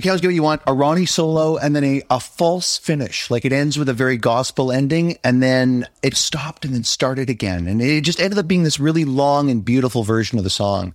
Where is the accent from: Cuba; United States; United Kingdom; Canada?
Canada; Montreal, Quebec; I'm from Montreal, the most beautiful city in North America